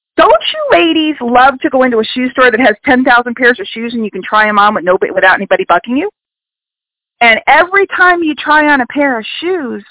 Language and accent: English; New York City, New York, United States; I grew up in New York City